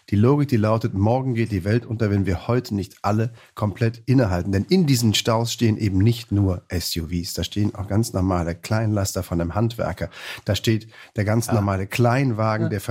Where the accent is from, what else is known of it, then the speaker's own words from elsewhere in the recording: Rhineland, Germany; accent: Rhenish; moved away as an adult; Ich komme aus dem Rheinland, das ja. stimmt. Ich bin da geboren, habe da fast 20 Jahre gelebt am Stück. Ja. Aber zu Hause durften wir nicht Rheinisch sprechen.